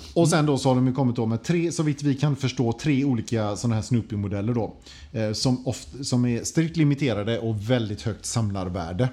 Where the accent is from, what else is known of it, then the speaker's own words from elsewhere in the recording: Sweden; som svensk